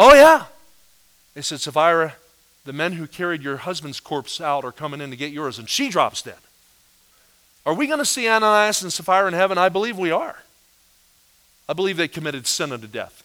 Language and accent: English; New Jersey, United States; I was raised in New Jersey